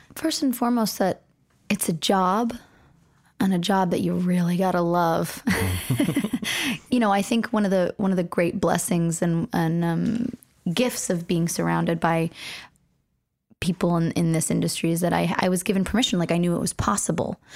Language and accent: English; Los Angeles, California, United States; I was born and raised in Los Angeles